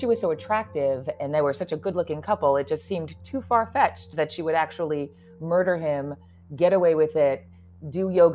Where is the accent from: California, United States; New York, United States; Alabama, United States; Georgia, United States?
New York, United States; as a New Yorker myself